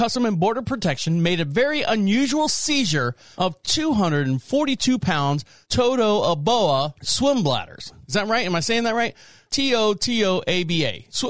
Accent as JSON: {"language": "English", "region": "Florida", "country": "United States", "said": "this gentleman right here from my home state of Florida"}